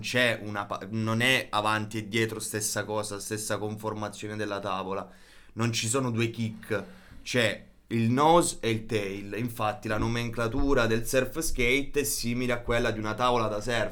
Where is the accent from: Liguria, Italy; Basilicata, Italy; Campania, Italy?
Basilicata, Italy; Policoro; vengo da, mm, da Matera, provincia di Matera, precisamente da Policoro